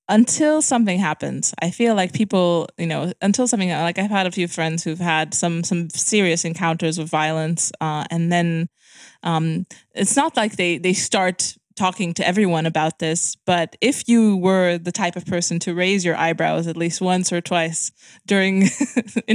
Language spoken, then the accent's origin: English; Romania; also born or lived in London, United Kingdom; I come from Romania